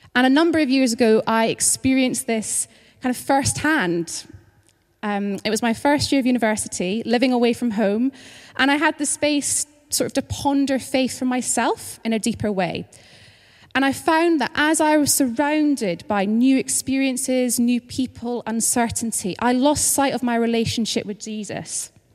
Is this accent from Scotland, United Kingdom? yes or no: yes; Scotland, United Kingdom; moved away as an adult; now in London, United Kingdom; if you're kind of trying to figure out my accent, just to say that I'm originally from Scotland, but I've lived in London for a couple of years now